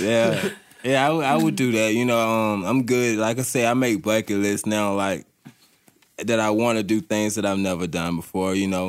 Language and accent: English; Durham, North Carolina, United States; moved away as an adult; now in Asheville, United States; I'm from Durham, North Carolina. Uh, move to the Asheville, you know, to chase this recovery